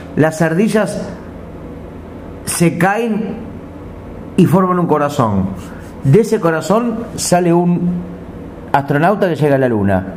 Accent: Uruguay; soy uruguayo

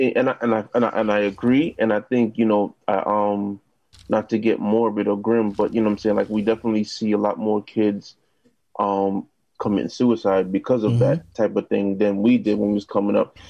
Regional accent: New York City, New York, United States; also born or lived in Jamaica, Queens; now in Brooklyn, United States; I'm originally from uh, South Ozone Park, Queens

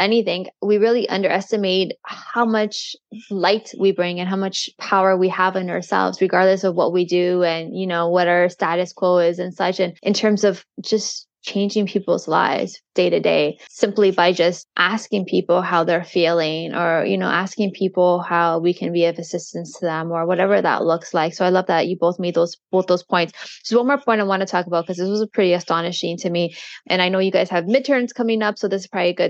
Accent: Canada; I'm not American, I'm Canadian

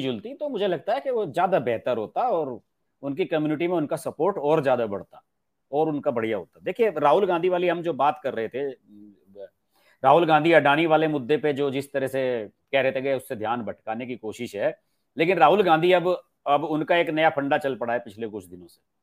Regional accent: Uttar Pradesh, India; मैं उत्तर प्रदेश का रहने वाला हूं

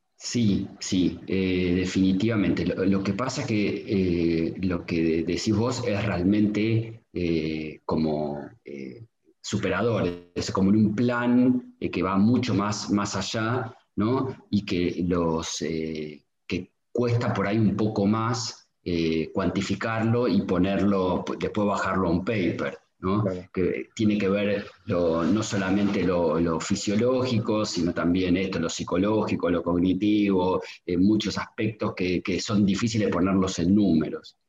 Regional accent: Argentina; Argentina somos como muy binarios

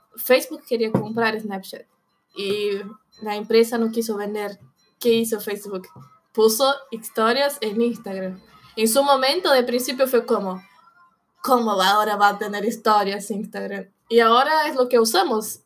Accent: São Paulo, Brazil; Spanish is a second language; also born or lived in Buenos Aires, Argentina; now in Argentina; yo soy de Sao Paulo, es una ciudad muy parecida a Buenos Aires

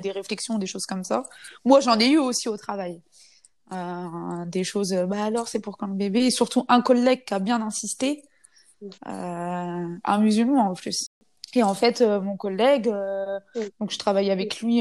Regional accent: France; je suis une française, non musulmane, je suis reconvertie

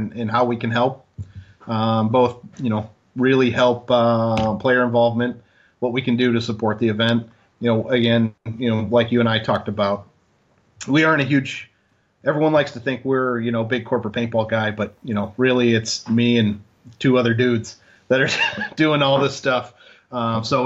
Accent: Michigan, United States; moved away; where I grew up in Michigan.

